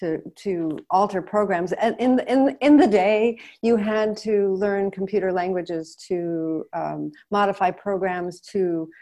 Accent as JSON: {"language": "English", "region": "Connecticut", "country": "United States", "tie": "born or raised there", "moved": "yes", "said": "was originally a U.S. Citizen, an American. I still am, but now I'm dual. So I grew up in Connecticut"}